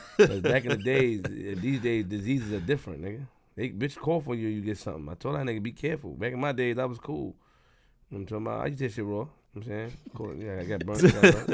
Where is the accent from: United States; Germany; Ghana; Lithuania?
United States; New York City, New York; I'm from Queens.